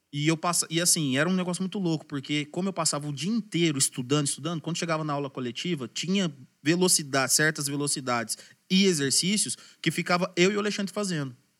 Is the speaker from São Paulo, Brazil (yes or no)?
yes; Franca, São Paulo, Brazil; Sou daqui, de Frank